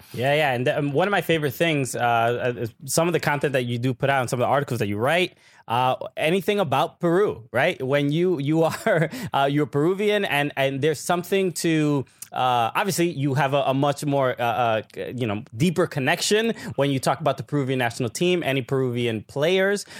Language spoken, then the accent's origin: English; Dominican Republic; am Dominican.